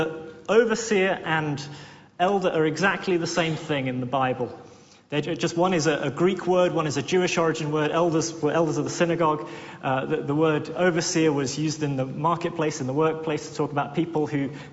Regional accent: Worthing, South East England, United Kingdom; I come from Worthing, which is a seaside town.

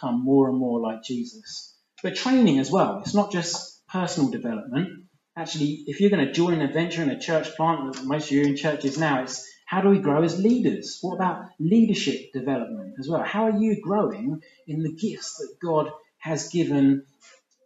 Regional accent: England, United Kingdom; I'm an English guy.

